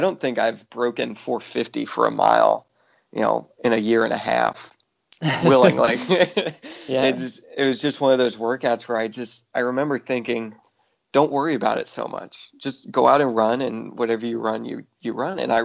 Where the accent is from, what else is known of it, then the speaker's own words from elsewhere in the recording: Central Illinois, United States; growing up in Central Illinois, we were in the middle class in Illinois